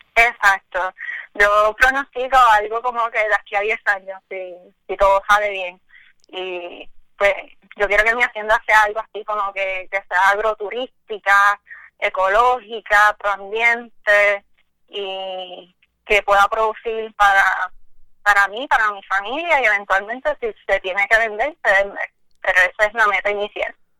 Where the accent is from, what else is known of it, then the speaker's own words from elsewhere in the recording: Añasco, Puerto Rico; yo soy de Añasco, soy del barrio Ovejas de Añasco